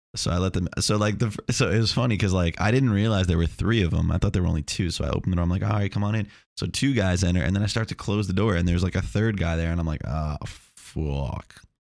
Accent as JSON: {"language": "English", "area": "Long Island", "region": "New York", "country": "United States", "also_born_or_lived": "Chapel Hill, North Carolina", "moved": "yes", "lives_now": "Melbourne, United States", "said": "I'm from Long Island, but now I live in Chapel Hill"}